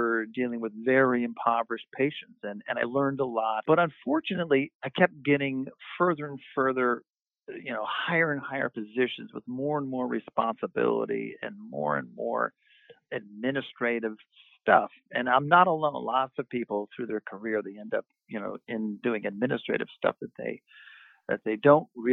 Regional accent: Westchester, New York, United States; also born or lived in New Orleans / Albany, New York; now in New York City, United States; I grew up not in New York City, but outside in Westchester.

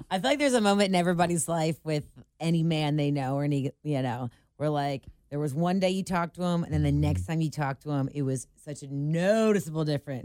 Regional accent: Cincinnati, Ohio, United States; moved away as an adult; I'm from Cincinnati

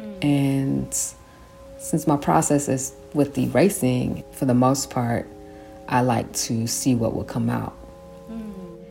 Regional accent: San Francisco, California, United States; i grew up in san francisco

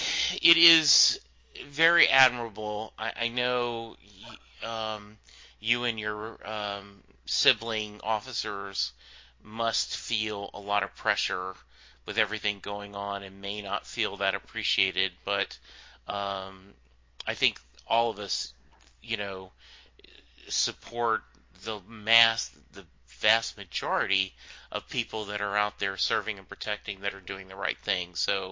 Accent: Leesville, Louisiana, United States; born there; I was born in Leesville, Louisiana. My dad was stationed at Fort Polk at the time.

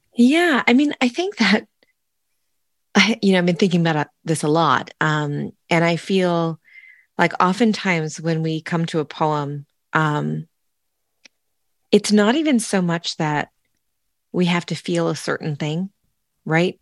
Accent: Sonoma, California, United States; moved away; growing up in the Sonoma Valley

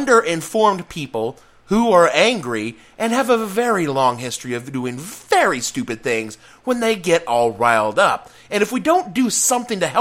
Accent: Etowah, Tennessee, United States; moved away; growing up in the South

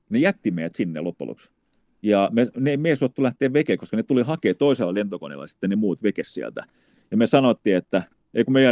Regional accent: Finland; Niin mä sanoin, että me ollaan Suomesta.

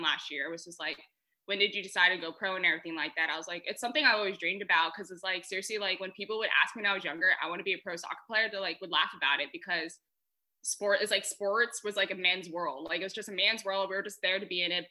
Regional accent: Colorado Springs, Colorado, United States; moved away as an adult; also born or lived in Texas; now in Tacoma, United States; I grew up in Colorado Springs, Colorado, so I live at the base of Pikes Peak

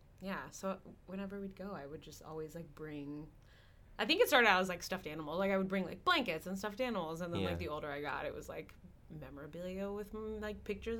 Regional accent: Norfolk, Virginia, United States; I grew up in Norfolk, Virginia.

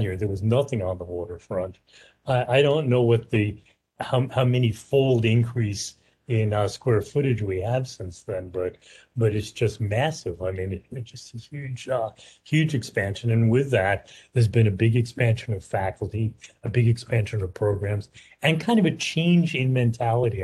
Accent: New York, United States; also born or lived in Philadelphia / San Francisco / Baltimore; now in Portland, United States; I'm originally from New York

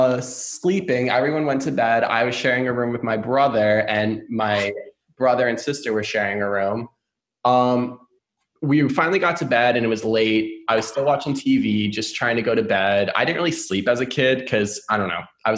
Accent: New York, United States; now in St. Petersburg, United States; I'm originally from New York

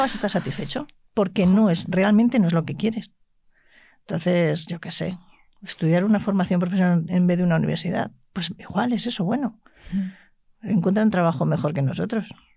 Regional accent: La Rioja, Spain; yo me crié en La Rioja y soy terca

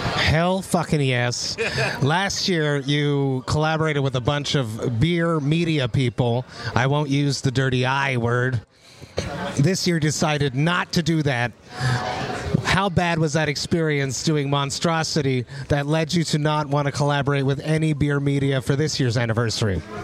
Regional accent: Montreal, Quebec, Canada; my hometown of Montreal

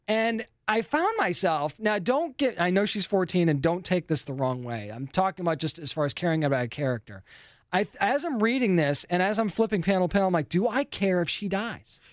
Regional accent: New England, United States; being from New England

